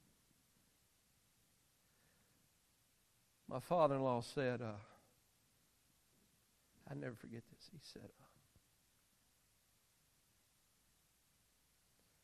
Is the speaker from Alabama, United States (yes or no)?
yes; Alabama, United States; I'm from Alabama